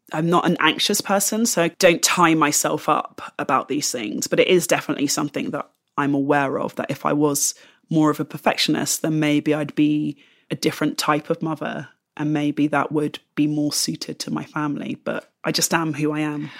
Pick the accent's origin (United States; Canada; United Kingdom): United Kingdom; London; moved away as an adult; now in Bristol, United Kingdom; the London that I grew up